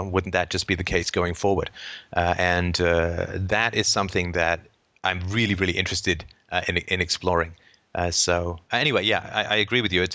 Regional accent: United Kingdom; I'm British

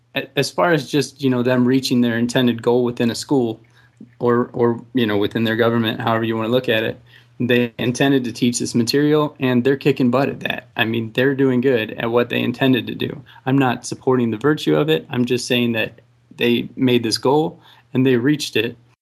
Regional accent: Texas, United States; I'm from Texas

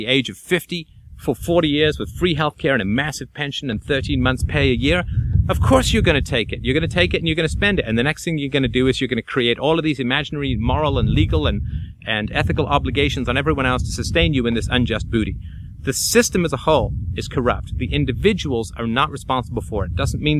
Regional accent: Athlone, Leinster, Ireland; born there; I'm born in Ireland. I was born in Athlone in the middle of Southern Ireland and spent a good deal of summers there.

